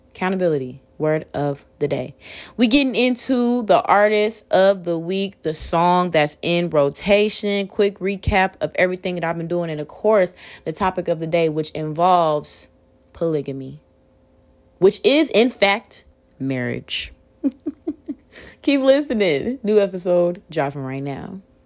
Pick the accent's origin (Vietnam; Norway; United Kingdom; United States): United States; Waukegan, Illinois; I'm from Waukegan, Illinois, uh, Lake County.